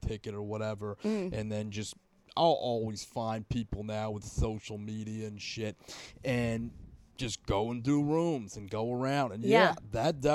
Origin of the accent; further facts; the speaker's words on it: Washington, District of Columbia, United States; I'm from here, from D.C.